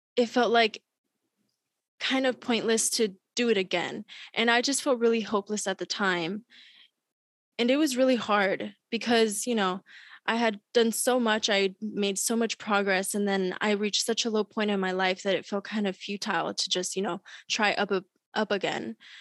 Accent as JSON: {"language": "English", "town": "Long Beach", "region": "California", "country": "United States", "tie": "born or raised there", "also_born_or_lived": "Berkeley, California", "said": "I was born and raised in Long Beach, California."}